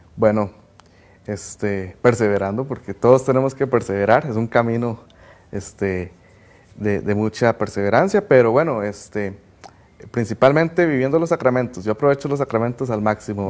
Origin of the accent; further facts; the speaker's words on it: Cartago, Costa Rica; soy de Cartago, tengo 22 años